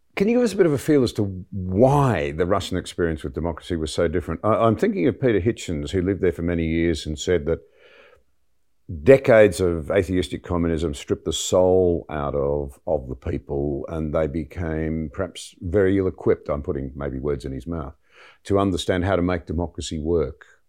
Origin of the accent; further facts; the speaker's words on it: Australia; as an Australian